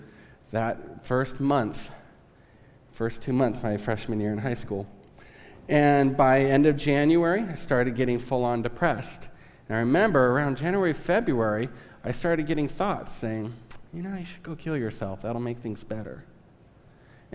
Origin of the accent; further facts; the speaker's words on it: Southern California, United States; now in Kansas, United States; I am from Southern California, so I might say some weird stuff that's Southern California slang.